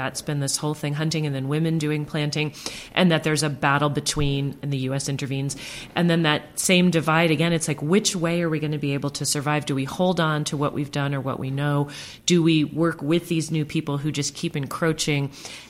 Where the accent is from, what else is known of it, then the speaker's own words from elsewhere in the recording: the North, United States; growing up in the North